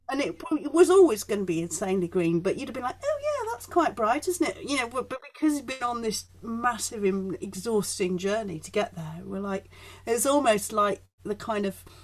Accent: Leeds, Yorkshire and the Humber, United Kingdom; also born or lived in Chelmsford, United Kingdom; Well, I grew up in Yorkshire. We moved to Yorkshire when I was five.

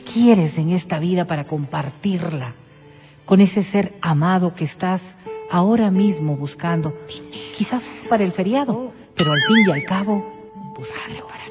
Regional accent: Ecuador; como ecuatorianos

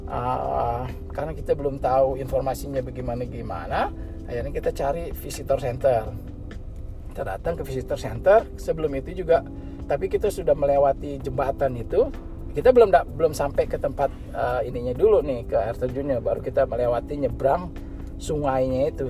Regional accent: California, United States; kita bilang oh kita dari California

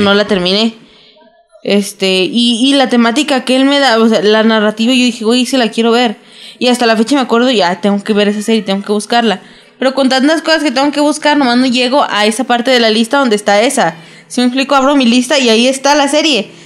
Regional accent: Mexico; como mexicanos

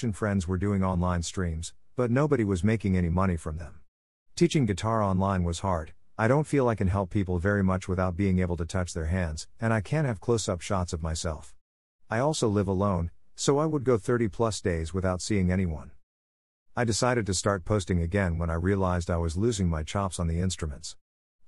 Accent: Italy; now in New York City, United States; I'm from Italy

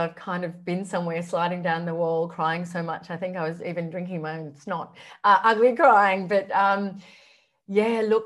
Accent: Canberra, Australian Capital Territory, Australia; moved away as an adult; also born or lived in Sydney; I grew up in Canberra, and back then it was a big, small country town

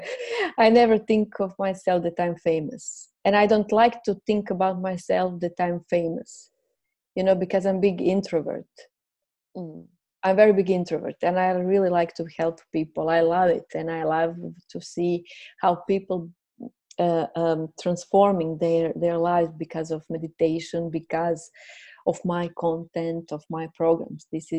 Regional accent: Croatia; first language Croatian; English is a second language; I will express myself in Croatian language, my mother language, and later on I will see. And then, okay, I felt I'm ready. Let's do it. I will do it in English language. I'm aware my English language is not perfect

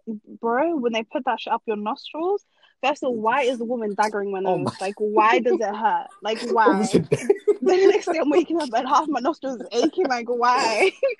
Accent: Norway; born there; I'm a Norwegian citizen. I was born in Norway.

